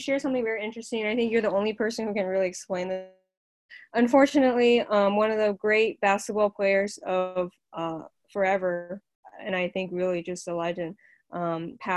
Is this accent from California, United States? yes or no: yes; Palm Springs, California, United States; I grew up on Palm Springs, so I always drive around like Bob Hope Drive